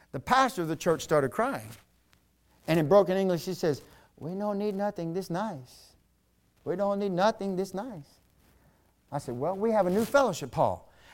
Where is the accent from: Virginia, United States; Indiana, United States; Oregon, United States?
Virginia, United States; now in North Carolina, United States; I'm from Virginia. When I first moved down here to North Carolina, when I was stationed at Fort Bragg